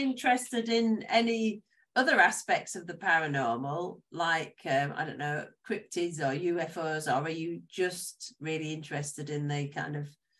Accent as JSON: {"language": "English", "town": "Chichester", "region": "South East England", "country": "United Kingdom", "tie": "born or raised there", "said": "We've got a place in my hometown here, Chichester"}